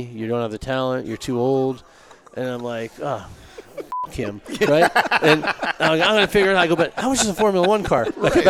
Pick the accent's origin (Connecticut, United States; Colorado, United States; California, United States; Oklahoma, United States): Connecticut, United States; I grew up in Connecticut.